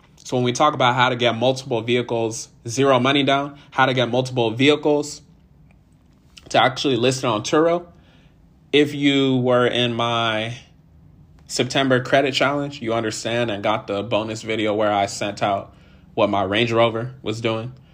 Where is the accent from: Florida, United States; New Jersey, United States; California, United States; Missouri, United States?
California, United States; I'm from California originally